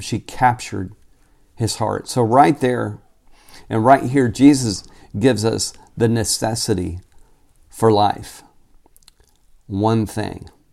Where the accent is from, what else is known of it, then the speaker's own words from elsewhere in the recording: Tulsa, Oklahoma, United States; moved away as an adult; also born or lived in Phoenix, Arizona; I grew up in Tulsa, Oklahoma, and was born and raised there, lived there until I was twenty-five years old when I moved to Phoenix